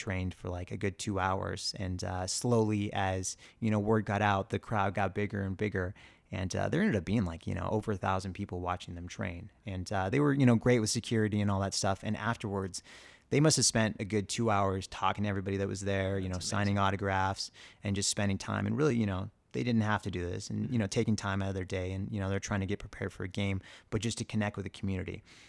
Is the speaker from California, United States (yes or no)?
yes; Claremont, California, United States; I grew up in the Inland Empire, you know, our northeast of LA in a town called Claremont.